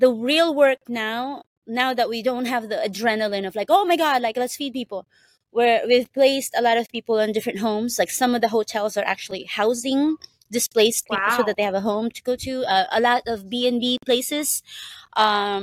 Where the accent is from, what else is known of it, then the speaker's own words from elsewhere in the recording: Philippines; now in Hawaii, United States; I was born in the Philippines, and I grew up in a farm